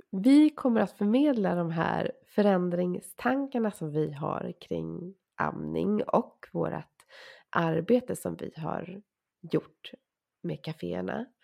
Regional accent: Sweden; fast jag är så svensk man bara kan

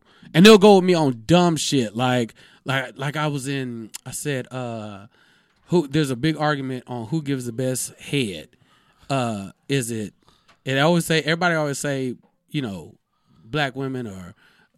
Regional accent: Houston, Texas, United States; moved away; also born or lived in Bay Area, California / Sacramento, California; I was born in the Bay Area, grew up in Houston, Texas

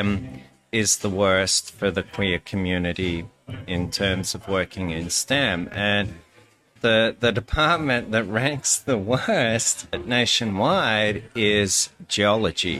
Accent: Sydney, New South Wales, Australia; moved away as an adult; also born or lived in Kansas; now in Lawrence, United States; from Sydney, Australia. And I've been in Kansas for, I guess, 14 going on 15 fun-filled years. Yeah, I sort of grew up in a blue-collar area.

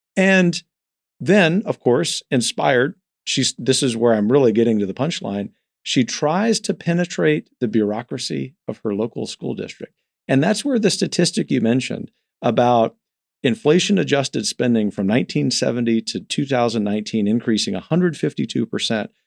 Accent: the South, United States; being a Southerner

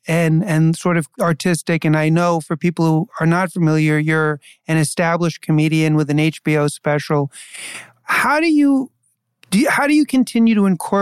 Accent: New York City, New York, United States; I grew up in New York City

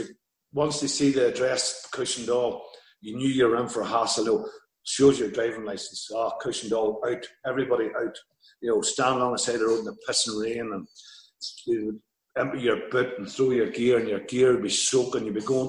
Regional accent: the Glens, Northern Ireland, United Kingdom

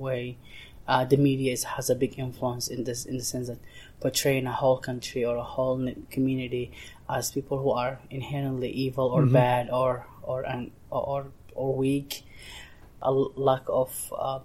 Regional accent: Mogadishu, Banadir, Somalia; English is a second language; now in Lancaster, United States; I was born and raised in Mogadishu, which is the capital of Somalia.

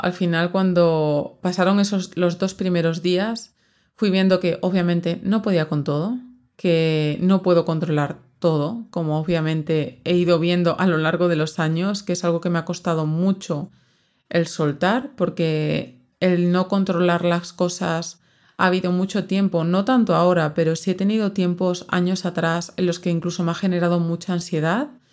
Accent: southern Extremadura, Spain; moved away; yo soy del sur de Extremadura, muy al sur, de hecho estoy como a una hora, hora y cuarto de Sevilla

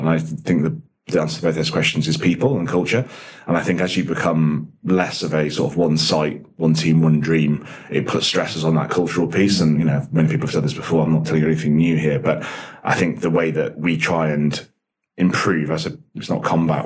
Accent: Nottinghamshire, East Midlands, United Kingdom; also born or lived in Dublin, Ireland; now in London, United Kingdom; I was born in Dublin in the 80s and then moved in the early 90s to the UK, moved to uh, Nottinghamshire, where I was there until I was 18

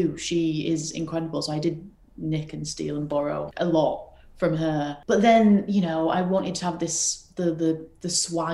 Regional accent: Oldham, North West England, United Kingdom; from Alden

